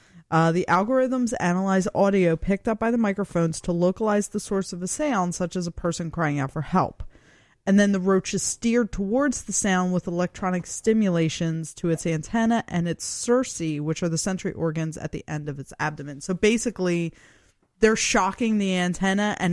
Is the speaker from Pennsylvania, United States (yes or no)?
yes; Philadelphia, Pennsylvania, United States; growing up in Philly, especially I live very close to the river